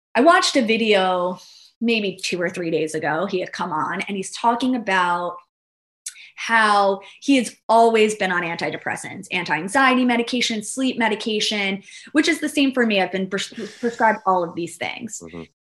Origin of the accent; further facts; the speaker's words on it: New York, United States; now in Florida, United States; I'm originally from New York